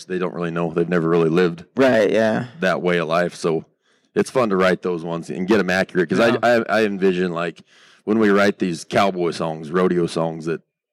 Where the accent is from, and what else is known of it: Moorcroft, Wyoming, United States; born or raised there; also born or lived in Nashville / Laramie